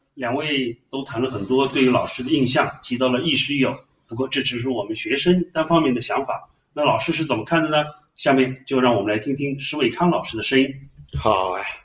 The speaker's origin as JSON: {"language": "Chinese", "town": "Suzhou", "region": "Jiangsu", "country": "China", "tie": "born or raised there", "said": "四十年前我进入了我家乡苏州的一所非常有名的学校，苏州中学"}